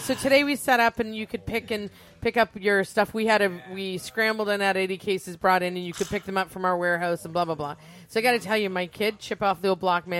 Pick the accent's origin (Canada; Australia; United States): Canada